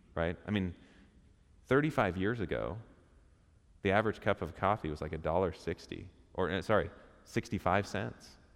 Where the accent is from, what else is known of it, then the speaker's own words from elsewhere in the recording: Portland, Oregon, United States; we're from Portland